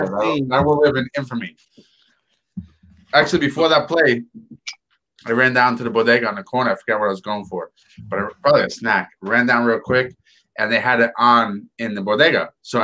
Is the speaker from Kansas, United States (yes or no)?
no; New York City, New York, United States; Yeah, I'm from Woodside, New York. When I yell, you know I'm talking, just like the most New Yorkers.